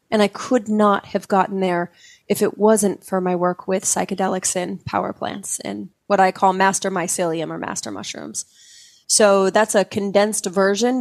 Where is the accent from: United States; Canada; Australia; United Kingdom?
United States; Utah; I grew up in Utah, very, you know, culturally Mormon